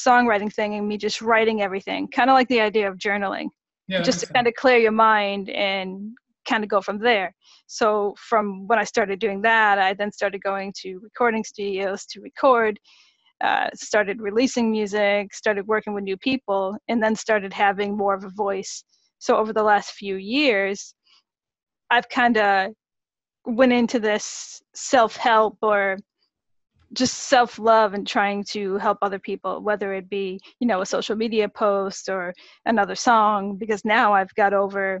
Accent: Boston, Massachusetts, United States; I'm from the East Coast over in Boston

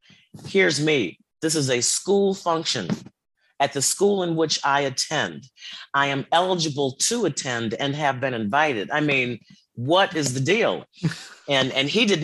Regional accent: Chicago, Illinois, United States; grew up in the South Side of Chicago in the 60s.

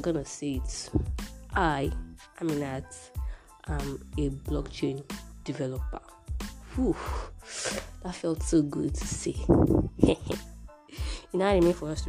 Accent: Iwo, Osun, Nigeria; I'm from Iwo, Osun State, Nigeria

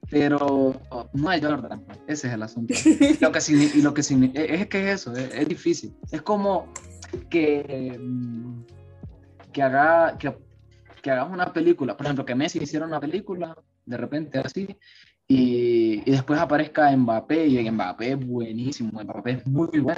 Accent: Honduras

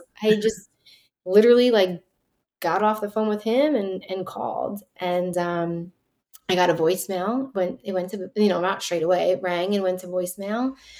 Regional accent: New York City, New York, United States; born there; I was born in Lenox Hill Hospital

